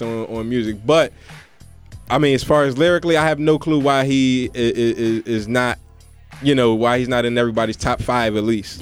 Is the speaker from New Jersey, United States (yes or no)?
no; Philadelphia, Pennsylvania, United States; I'm from Philadelphia